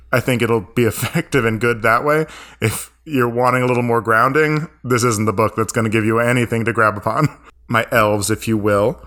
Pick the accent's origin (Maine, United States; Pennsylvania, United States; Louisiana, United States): Maine, United States; I grew up in Maine.